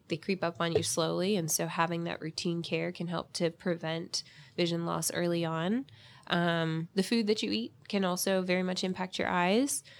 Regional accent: Jacksonville, Florida, United States; I'm actually from Jacksonville

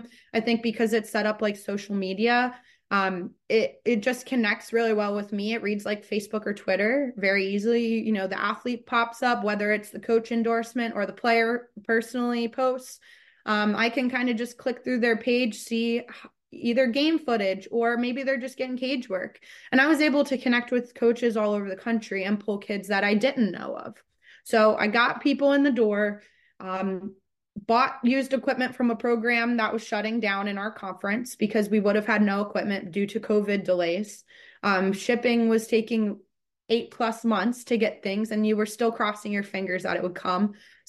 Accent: Maryland, United States; I grew up in Maryland originally, only about an hour and a half from where Marymount stands, depending on traffic.

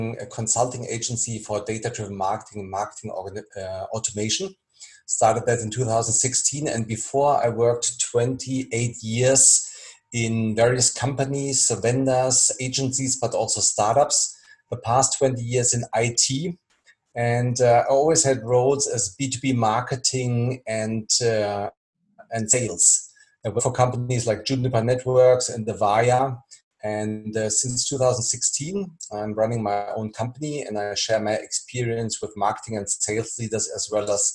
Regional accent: near Frankfurt, Hesse, Germany; moved away as an adult; now in Berlin, Germany; I'm based in Berlin. I was born near Frankfurt, and in 2012 I relocated, and I live now in one of the most exciting cities in Europe.

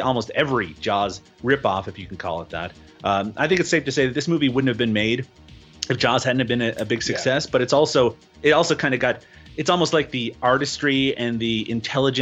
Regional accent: Newfoundland and Labrador, Canada; I grew up in Newfoundland, Canada

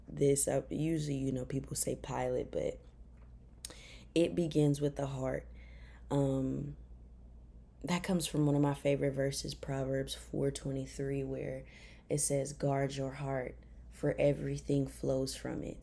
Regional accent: Memphis, Tennessee, United States; moved away as an adult; also born or lived in Chattanooga, Tennessee; I'm from Memphis, Tennessee. Uh, I graduated from White Station High School

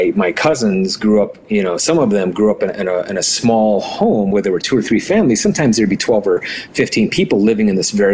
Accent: Navajo Nation, United States; first language Navajo; English is a second language; So I grew up on the Navajo reservation. My grandparents raised me. And, you know, in my home, we didn't speak English, right? It was Navajo.

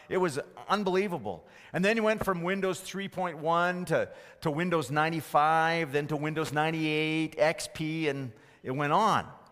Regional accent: Fort McMurray, Alberta, Canada; as a teenager growing up in Fort McMurray

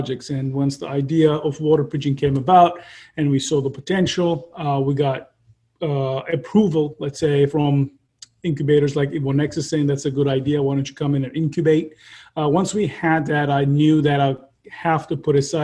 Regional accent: Turkey; moved away as an adult; also born or lived in Ankara, Turkey; now in San Diego, United States; I am originally from Turkey, and I got my undergrad in Ankara, Middle East Technical University

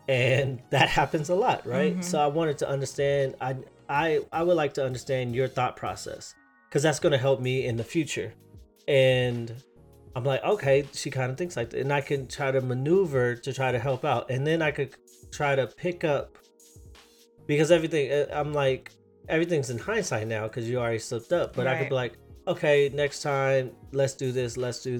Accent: California, United States; we were raised in California

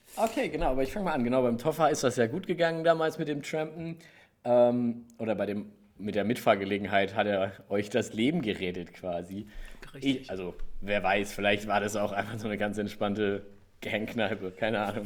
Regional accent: Gelnhausen, Hesse, Germany; aber ich bin da in Gelnhausen. Also es ist kein Riesenkrankenhaus, es ist nicht so Köln, frag mich nicht. Mhm. Da bin ich geboren.

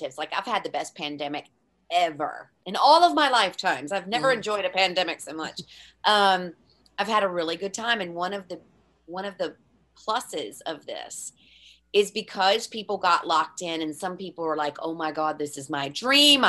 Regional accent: United States; moved away as an adult; now in Ireland; in the 22 years that I've lived here, obviously because I'm American

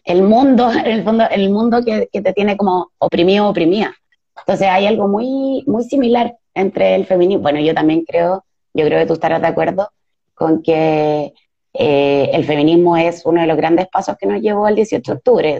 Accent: Chile; nosotras como feministas chilenas

